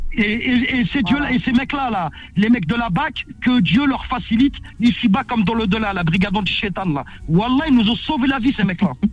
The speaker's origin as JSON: {"language": "French", "town": "Villetaneuse", "region": "Île-de-France", "country": "France", "tie": "born or raised there", "said": "l'endroit où j'ai grandi à Cité Grand Con à Viltaneuse"}